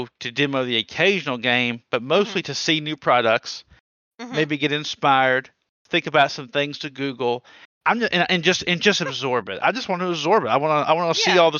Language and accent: English; the South, United States; I'm from the South.